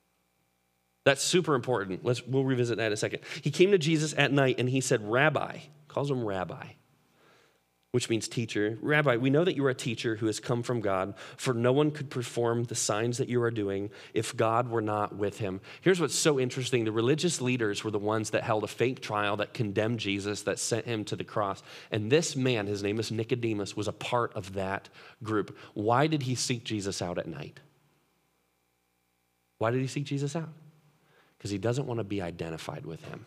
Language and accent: English; Chicago, Illinois, United States; I grew up in Chicago